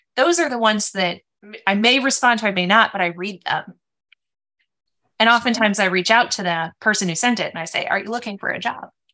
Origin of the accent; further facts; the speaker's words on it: Minnesota, United States; also born or lived in San Francisco, California; I was born in San Francisco, but grew up in Minnesota.